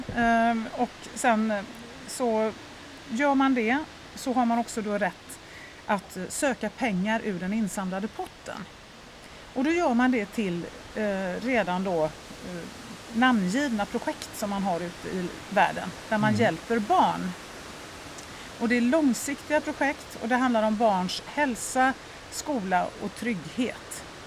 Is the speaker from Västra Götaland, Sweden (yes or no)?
yes; Lerum, Västra Götaland, Sweden; moved away as an adult; now in Stockholm, Sweden; Jag är uppvuxen i, född och uppvuxen i Göteborg, Lerum närmare mm. bestämt